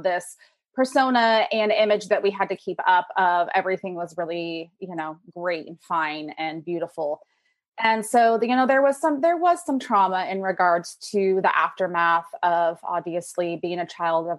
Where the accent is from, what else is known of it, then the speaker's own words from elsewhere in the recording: Pacific Northwest, United States; raised in the Pacific Northwest